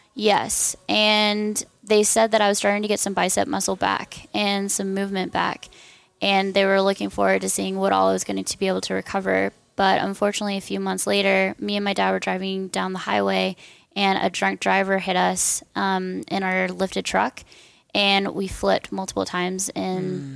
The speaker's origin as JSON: {"language": "English", "town": "Corona", "region": "California", "country": "United States", "also_born_or_lived": "Dallas, Texas / Silverthorne, Colorado", "moved": "yes", "said": "originally, I am from Corona, California"}